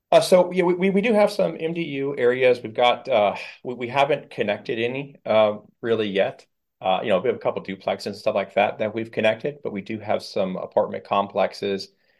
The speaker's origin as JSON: {"language": "English", "town": "Fort Pierce", "region": "Florida", "country": "United States", "tie": "born or raised there", "said": "I'm a Fort Piercy-ian. And, um, you know, this is my hometown"}